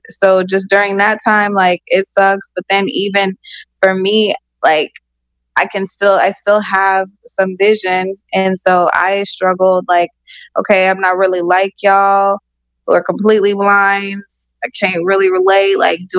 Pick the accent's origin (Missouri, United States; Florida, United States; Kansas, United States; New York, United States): Kansas, United States; Topeka; I am born and raised in Topeka, Kansas